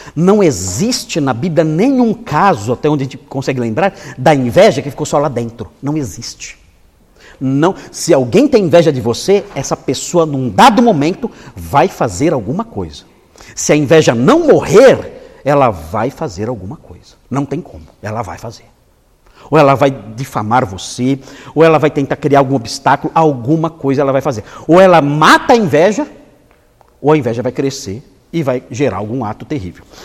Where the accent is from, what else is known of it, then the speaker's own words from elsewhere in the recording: São Paulo, Brazil; Eu sou da Zona Leste, eu sei falar desse jeito. Eu fui criado na Zona Leste, na Vila Ema.